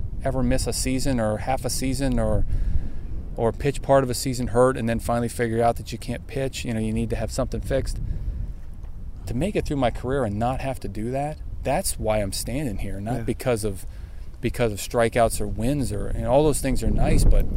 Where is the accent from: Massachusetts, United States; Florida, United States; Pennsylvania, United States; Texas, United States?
Pennsylvania, United States; When I was growing up in Pennsylvania